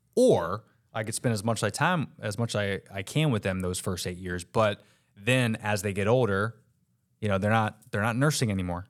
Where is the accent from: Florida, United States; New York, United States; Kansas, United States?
Florida, United States; Orlando; I was raised, if anybody knows Orlando, um, Lee Road.